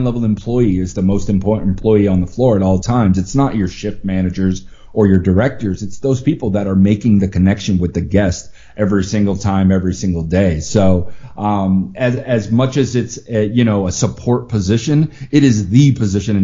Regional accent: Massachusetts, United States; moved away as an adult; also born or lived in Florida; now in Las Vegas, United States; when I grew up in Massachusetts, I decided to move to Florida in the early 2000s

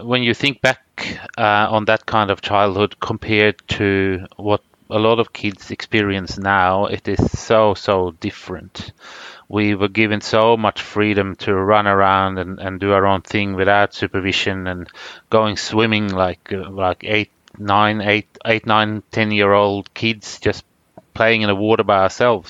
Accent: Karasjok, Finnmark, Norway; born there; My parents moved to Norway in the early 60s, and I was born up in Norwegian Lapland in Karasjok in 1969.

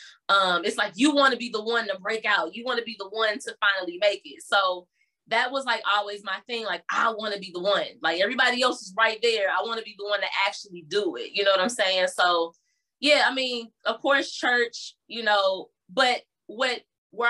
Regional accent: University City, Missouri, United States; also born or lived in Berkeley, Missouri; we moved to University City, and that's kind of where I spent a nice chunk of my younger years, childhood years

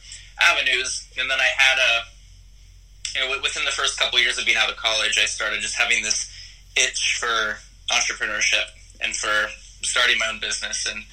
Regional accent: Texas, United States; also born or lived in Hollywood, California; now in Los Angeles, United States; I live in Hollywood, California right now. I grew up in Texas

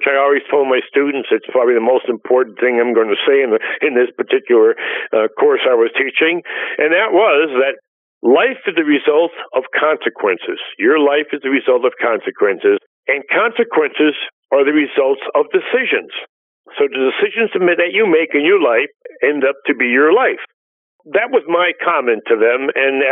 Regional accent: Scranton, Pennsylvania, United States; I was born in Scranton, Pennsylvania, and basically went to some local high schools and university up in Scranton

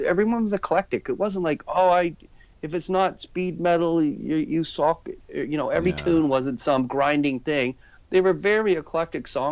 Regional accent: Jacksonville, Florida, United States; also born or lived in Toronto, Canada / Oshawa, Canada; now in Orillia, Canada; I grew up in Jacksonville, Florida, but I'm a Canadian

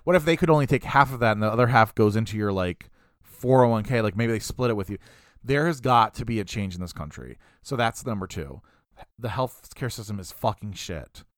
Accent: United States

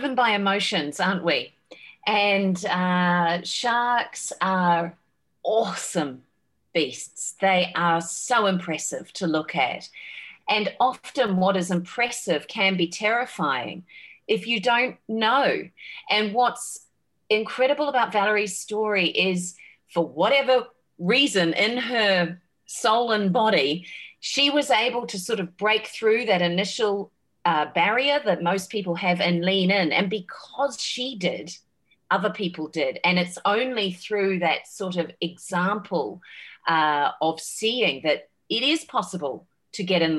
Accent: New Zealand; I grew up in New Zealand

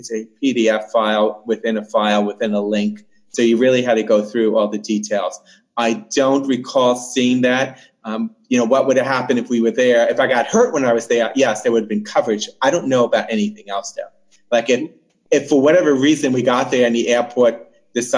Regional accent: United States; moved away; also born or lived in New Jersey / Hawaii; I was born and raised mostly in New York and Jersey

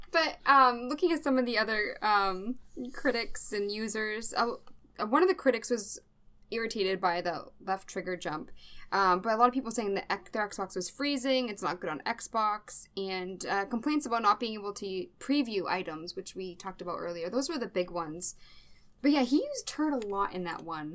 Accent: Massachusetts, United States; I am from Massachusetts

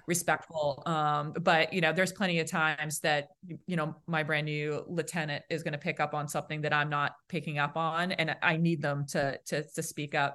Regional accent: Boston, Massachusetts, United States; accent: Boston; my Boston accent

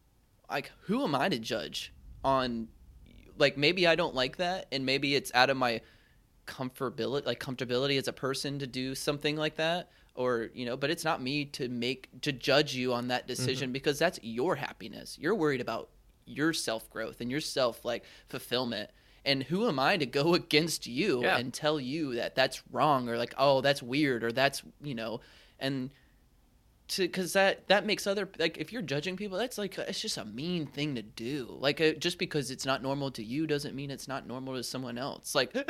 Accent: the South, United States; so I was raised in the South, and my parents and my whole family and like I think just society in the South does this thing where they beat around the bush

